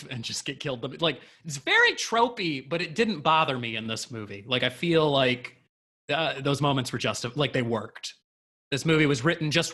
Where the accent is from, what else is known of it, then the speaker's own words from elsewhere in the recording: United States; we're too American